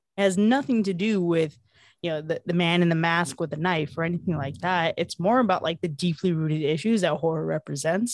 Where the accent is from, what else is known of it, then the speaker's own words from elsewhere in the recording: Miami, Florida, United States; moved away as an adult; I am originally from Miami, Florida, but I've lived around the U S, uh, over time